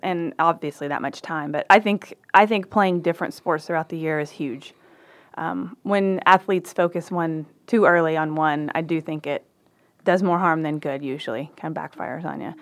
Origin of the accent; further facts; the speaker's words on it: Waco, Texas, United States; also born or lived in Dallas area, Texas; I'm from Waco